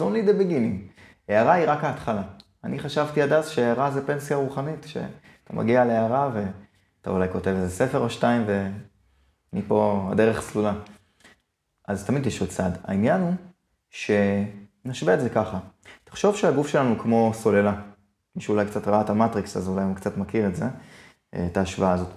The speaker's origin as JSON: {"language": "Hebrew", "country": "Israel", "said": "אני ישראלי"}